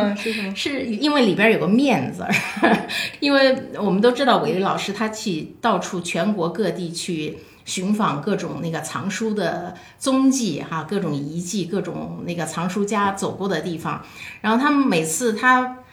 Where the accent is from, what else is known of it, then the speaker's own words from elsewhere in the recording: China; 在我们中国是一个源远流长的一个很长期的文化。